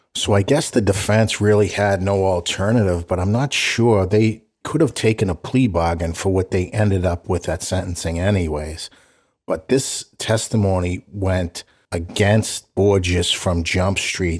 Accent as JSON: {"language": "English", "town": "Boston", "region": "Massachusetts", "country": "United States", "tie": "born or raised there", "said": "Growing up in South Boston, it was just a diametrically opposed type neighborhood situation."}